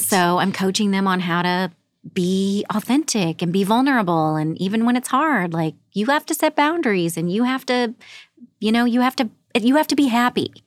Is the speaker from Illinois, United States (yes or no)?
yes; Southern Illinois, United States; moved away as an adult; also born or lived in Los Angeles, United States; now in Saint Louis, United States; grew up in a small rural coal mining town in Southern Illinois.